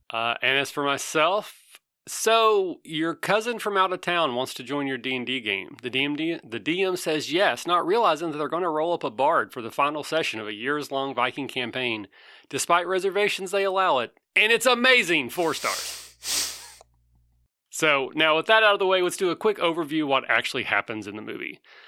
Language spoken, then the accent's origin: English; Kentucky, United States; I am from Kentucky.